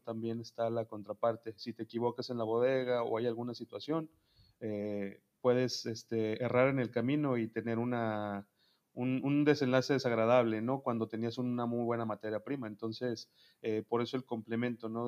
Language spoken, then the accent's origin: Spanish; Toluca, State of Mexico, Mexico; yo soy de Toluca, Estado de México